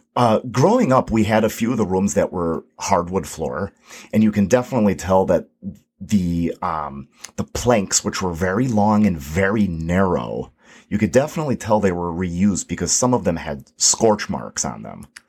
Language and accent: English; Mokena, Illinois, United States; Lester Sheikh built the house that I grew up in here in Mokina on Midland, Midland Avenue.